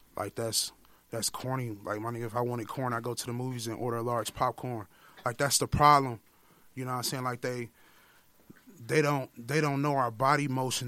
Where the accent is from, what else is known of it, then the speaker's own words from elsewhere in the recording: Milwaukee, Wisconsin, United States; I'm from the Millie